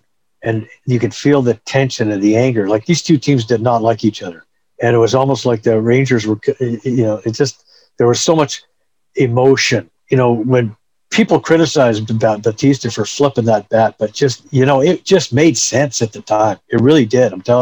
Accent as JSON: {"language": "English", "town": "Edmonton", "region": "Alberta", "country": "Canada", "tie": "born or raised there", "also_born_or_lived": "Lethbridge / Toronto", "moved": "as an adult", "said": "I was born and raised in Edmonton"}